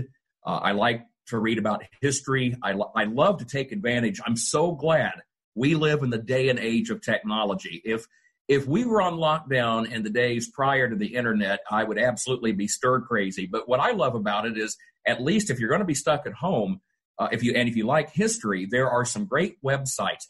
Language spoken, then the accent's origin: English; Altamont, Illinois, United States; Altamont, Illinois would become Zoom savvy, I mean, this is a town. My hometown is 2,000 people.